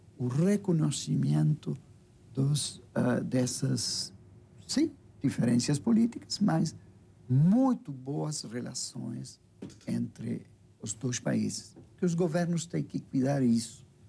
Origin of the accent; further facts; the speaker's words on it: Uruguay; Portuguese is a second language; moved away as an adult; now in Brazil; da nossa tradição como uruguaios.